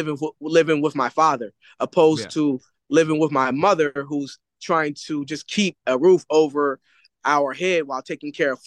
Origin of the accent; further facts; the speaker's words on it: Philadelphia, Pennsylvania, United States; also born or lived in California; so growing up in Philadelphia, I was like under the influence of poverty, staying with my mother. My father, I moved out to California with my father at a young age